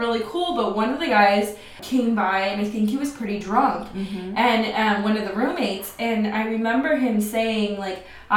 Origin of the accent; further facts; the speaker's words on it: Oceanside, California, United States; I grew up in Oceanside, California.